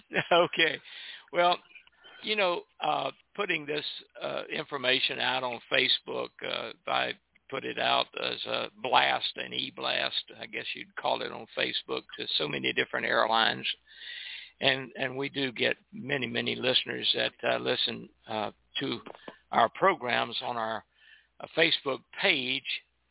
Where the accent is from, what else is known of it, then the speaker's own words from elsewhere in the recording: Miami, Florida, United States; I grew up in Miami during the war, World War One